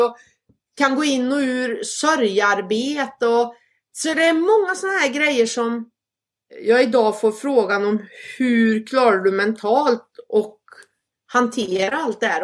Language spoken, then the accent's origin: Swedish; Sweden; moved away; hemma i Sverige